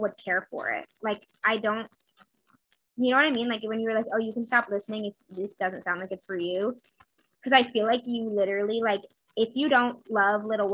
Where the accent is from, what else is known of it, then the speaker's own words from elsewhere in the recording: New England, United States; I'm from New England, which I also think has made me always appreciate Louisa May Alcott